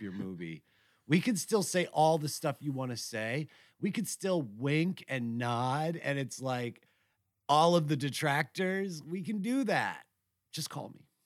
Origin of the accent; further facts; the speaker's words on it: New York, United States; as a New Yorker